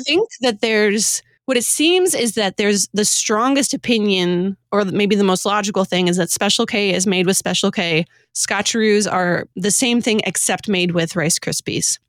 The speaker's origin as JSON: {"language": "English", "town": "Detroit", "region": "Michigan", "country": "United States", "tie": "born or raised there", "said": "I grew up in the Detroit area."}